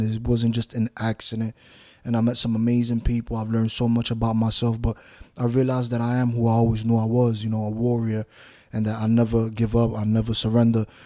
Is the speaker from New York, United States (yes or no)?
yes; New York City, New York, United States; now in Florida, United States; I grew up in New York City, Bronx, New York, Washington Heights, New York, half and half in both places.